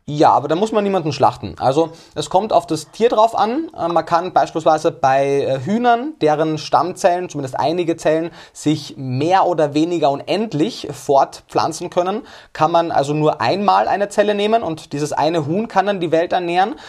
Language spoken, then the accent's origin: German; Austria; Denn ich komme aus Österreich